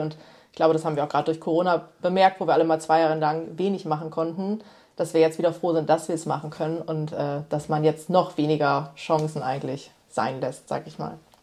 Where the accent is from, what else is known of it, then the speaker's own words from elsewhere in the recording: Osnabrück, Lower Saxony, Germany; also born or lived in Berlin / Thailand; hier so in Osnabrück, wo ich ja auch, also einfach meine Heimat ist.